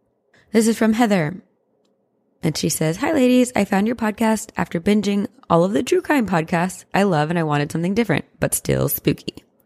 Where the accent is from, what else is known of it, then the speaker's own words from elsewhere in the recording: Las Vegas, Nevada, United States; I was born and raised in Las Vegas